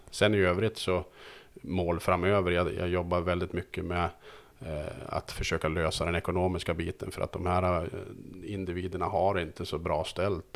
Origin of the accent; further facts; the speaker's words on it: Söderhamn, Gävleborg County, Sweden; jag kommer från Söderhamn